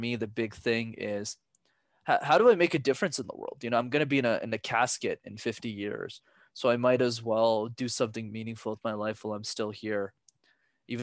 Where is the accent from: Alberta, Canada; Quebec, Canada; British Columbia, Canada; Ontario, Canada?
Quebec, Canada; Montreal; I'm born and raised in Montreal, Canada, but my parents are from Sri Lanka